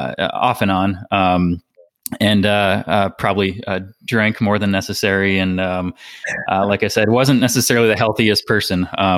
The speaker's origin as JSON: {"language": "English", "region": "Minnesota", "country": "United States", "also_born_or_lived": "Hawaii / Colorado", "moved": "as an adult", "lives_now": "Asheville, United States", "said": "I am, 38 years old. I'm originally from Minnesota. I have lived here in the greater Asheville, North Carolina area for the past about 3 years now. And prior to that, I had moved back and forth between Hawaii"}